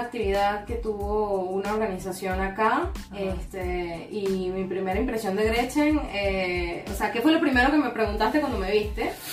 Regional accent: Venezuela; now in Panama; tanto en mi país, en Venezuela, como acá en Panamá

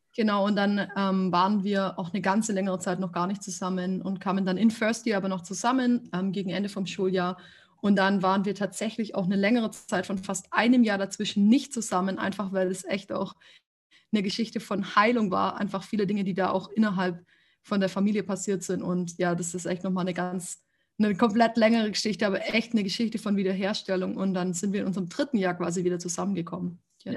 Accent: Ulm, Baden-Württemberg, Germany; also born or lived in Freiburg; now in Stuttgart, Germany; Ich bin geboren in Ulm

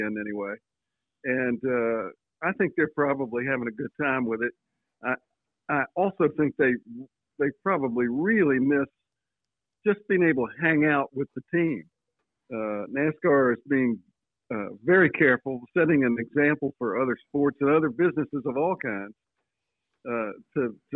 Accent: Floyd, Virginia, United States; I grew up in Floyd, which is about 45 miles away.

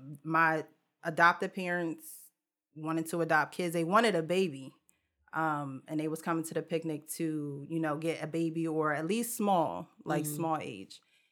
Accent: Jersey City, New Jersey, United States; now in Wellingborough, United Kingdom; But yeah, I came straight from Jersey City to Wellingborough. Now, while I was in Jersey City, I was in 4 foster homes.

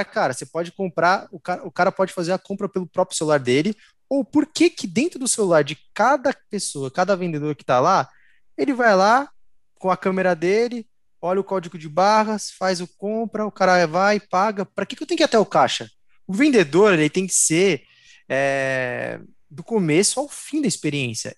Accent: São Paulo, Brazil; nascido é, no estado de São Paulo, sou brasileiro

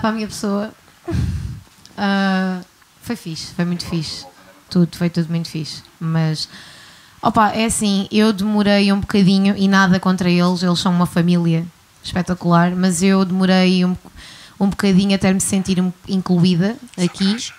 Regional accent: Guimarães, Norte, Portugal; now in Algarve, Portugal; sou de Guimarães, mas estou no Algarve há algum tempo

